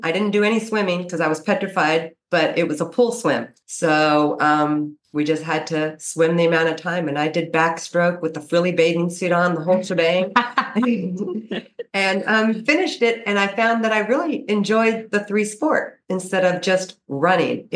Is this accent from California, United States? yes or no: yes; Santa Cruz, California, United States; I'm from the area and I'm from Santa Cruz Beach area